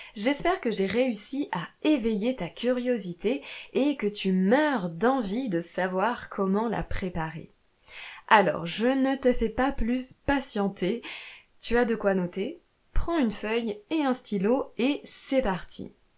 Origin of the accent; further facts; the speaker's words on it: France; also born or lived in Italy / Portugal / Brazil; je suis professeure de français chez moi en France, mais j'ai aussi vécu en Italie, au Portugal et au Brésil